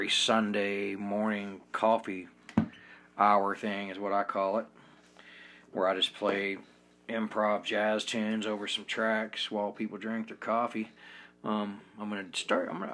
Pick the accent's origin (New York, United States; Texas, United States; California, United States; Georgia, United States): Georgia, United States; Smyrna; also born or lived in South Carolina; now in Ogden, United States; I was born in South Carolina, raised in Georgia.